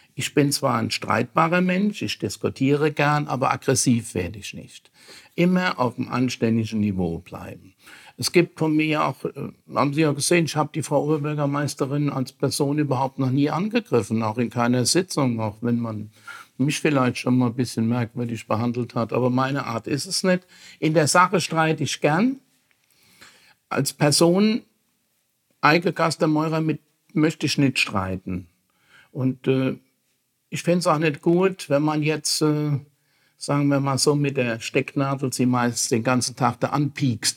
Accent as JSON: {"language": "German", "town": "Bad Kreuznach", "region": "Rhineland-Palatinate", "country": "Germany", "tie": "born or raised there", "said": "zu Bad Kreuznach, zu unserer Kurstadt, zu meiner Heimatstadt"}